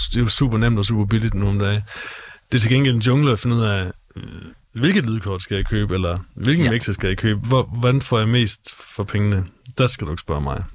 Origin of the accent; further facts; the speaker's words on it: Gråsten, Southern Denmark, Denmark; moved away as an adult; now in Aarhus, Denmark; Jeg er fra Gråsten oprindeligt, nede i Sønderjylland men øh, københavner forældre, men født og opvokset i Sønderjylland